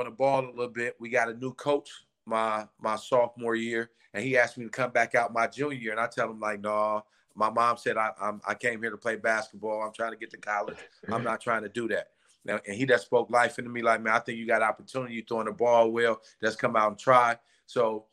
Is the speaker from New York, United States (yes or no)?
no; Chicago, Illinois, United States; now in Ohio, United States; I'm originally from Chicago.